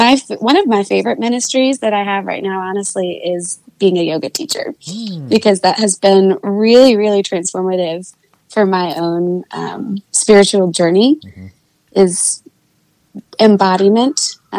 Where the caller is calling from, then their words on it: Nashville, Tennessee, United States; I'm joining in from Nashville, Tennessee.